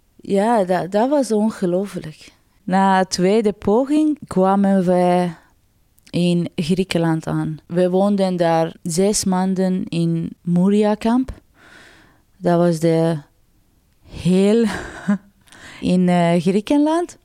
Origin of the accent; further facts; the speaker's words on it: Mashhad, Razavi Khorasan, Iran; Dutch is a second language; moved away as an adult; now in Sint-Katelijne-Waver, Belgium; Ik ben in 1989 eh, in Iran geboren. En mijn stad was Mashhad.